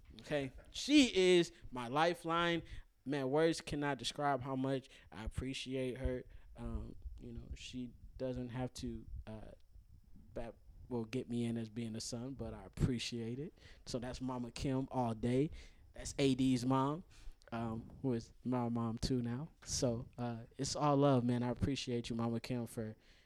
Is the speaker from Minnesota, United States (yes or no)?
yes; Minnesota, United States; we're from Minnesota